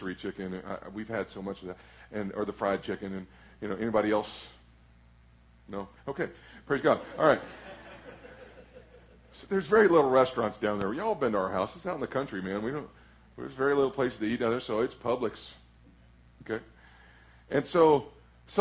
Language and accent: English; Flatwoods, Kentucky, United States; I'm from Flatwoods, Kentucky